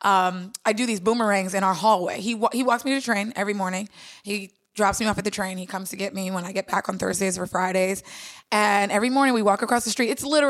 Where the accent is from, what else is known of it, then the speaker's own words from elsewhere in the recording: Long Island, New York, United States; also born or lived in Washington, D.C.; And I'm from New York originally. I grew up in Long Island. So my family's still here in Brooklyn.